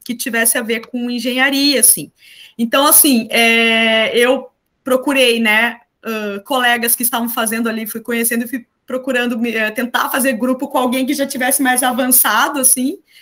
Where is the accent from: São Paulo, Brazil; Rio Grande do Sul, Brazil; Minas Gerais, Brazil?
Rio Grande do Sul, Brazil; interior of; moved away as an adult; also born or lived in Florianópolis, Santa Catarina / Porto Alegre; eu sou do interior do Rio Grande do Sul